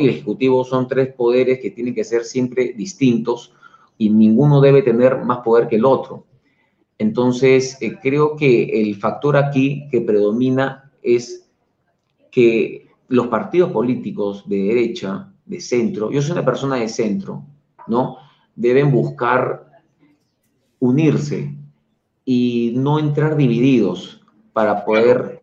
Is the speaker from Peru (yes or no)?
yes; Peru; somos los peruanos